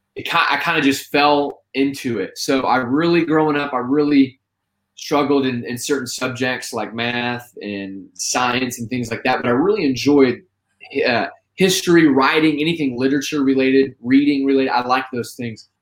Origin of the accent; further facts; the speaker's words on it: Terre Haute, Indiana, United States; also born or lived in Abilene, Texas; now in Homestead, United States; I'm originally from Terre Haute, Indiana